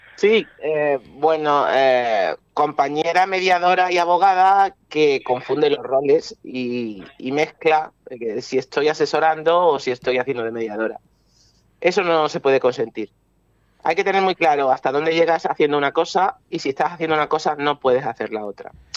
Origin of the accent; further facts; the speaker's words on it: Málaga, Andalusia, Spain; el clima de mi tierra